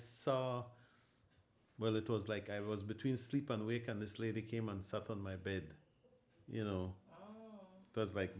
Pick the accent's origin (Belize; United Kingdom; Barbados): Belize; Punta Gorda, Toledo District; also born or lived in Barranco, Belize; I'm from Belize. Originally, I'm from Punta Gorda, Belize. I was born in Barranco, Belize.